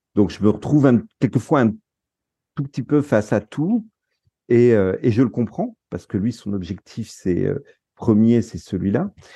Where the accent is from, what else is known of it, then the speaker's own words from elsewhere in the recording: France; also born or lived in Netherlands; en tant que Français